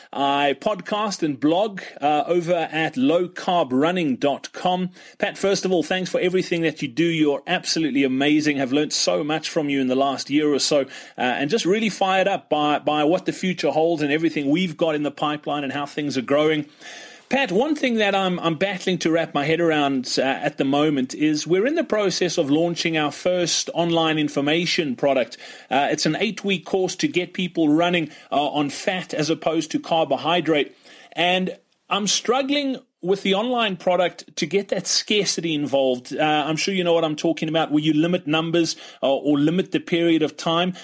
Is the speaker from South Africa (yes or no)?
yes; Johannesburg, Gauteng, South Africa; I'm from Johannesburg in South Africa